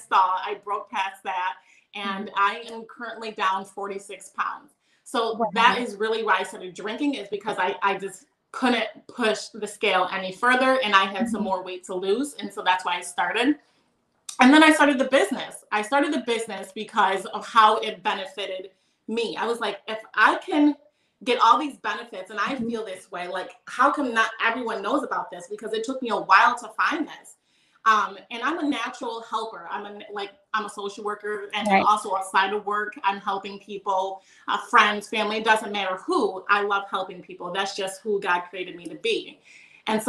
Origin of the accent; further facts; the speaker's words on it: Rochester, New York, United States; I'm from Rochester, New York.